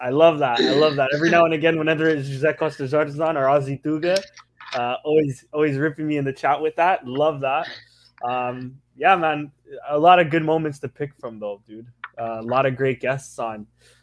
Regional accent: Toronto, Ontario, Canada

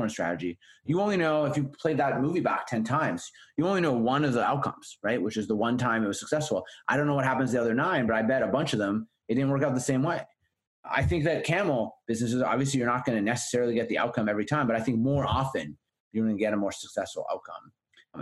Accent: Winnipeg, Manitoba, Canada; moved away; in Winnipeg, in my hometown

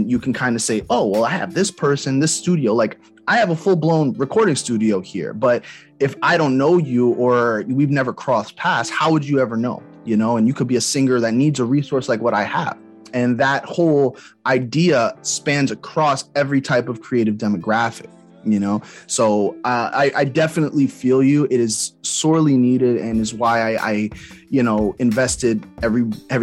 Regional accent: East Orange, New Jersey, United States; I'm from Jersey as well. I'm from East Orange.

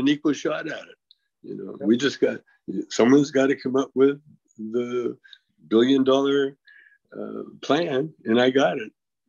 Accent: Canada; I'm a Canadian with a U.S. passport

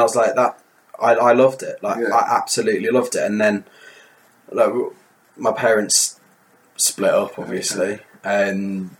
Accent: Kendal, North West England, United Kingdom; growing up in Kendal

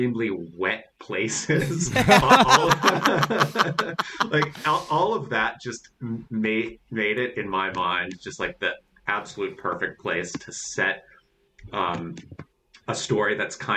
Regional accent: Pittsburgh, Pennsylvania, United States; also born or lived in Greensburg, Pennsylvania / Uniontown, Pennsylvania; when I was growing up in Western Pennsylvania, like in Pittsburgh and then in Greensburg in Westmoreland County and then in Uniontown in Fayette County

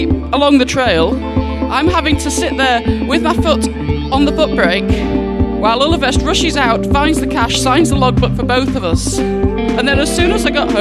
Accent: Scotland, United Kingdom; also born or lived in Edinburgh; I'm from Scotland. I stay in Edinburgh

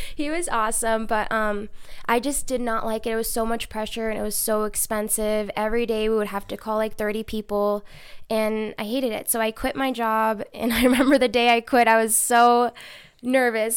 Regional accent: Reno, Nevada, United States; also born or lived in Bakersfield, California / Chico, California; raised here in Reno.

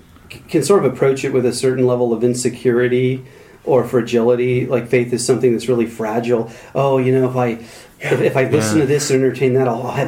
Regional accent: United States; I mean, I'm an American. Most of my life was in Protestant evangelical circles, so it's in my DNA.

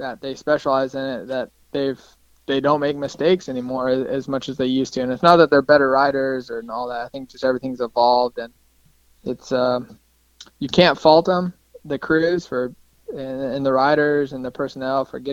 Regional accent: Colorado, United States; growing up in Colorado

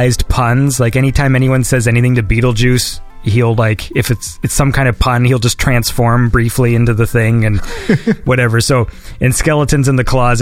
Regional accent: Canada; also born or lived in Toronto; I'm Canadian.

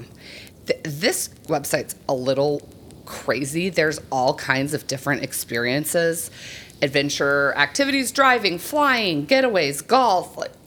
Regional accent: New Mexico, United States; I grew up in New Mexico

